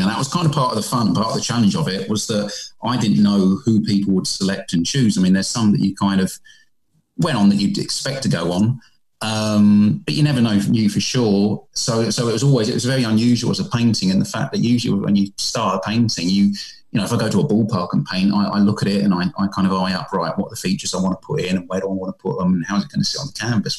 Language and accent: English; England, United Kingdom; accent: British; moved away as an adult; also born or lived in South Korea; I'm a British guy, as you can tell by my accent